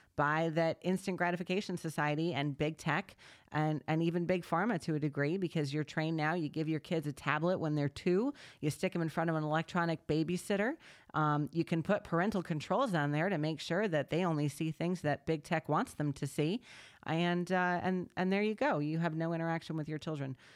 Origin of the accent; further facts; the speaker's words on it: New York, United States; New Yorkers are known, eh, because we are them